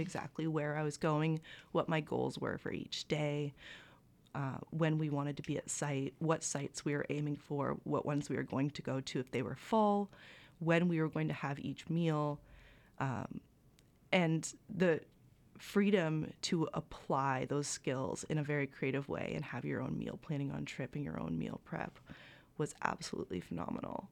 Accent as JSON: {"language": "English", "town": "Bancroft", "region": "Ontario", "country": "Canada", "tie": "born or raised there", "said": "I had a lot of outdoor experience just by growing up in Bancroft, Ontario"}